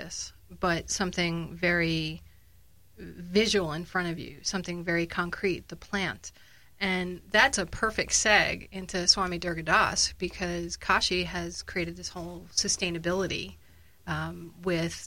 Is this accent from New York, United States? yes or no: yes; New York City, New York, United States; I grew up in the Bronx, New York, and we were the only Catholic family in the Bronx